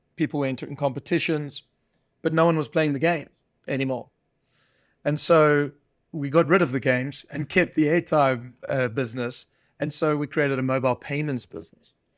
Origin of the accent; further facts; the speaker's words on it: South Africa; moved away; it wasn't a push away from South Africa and Africa. I love, you know, this is my home country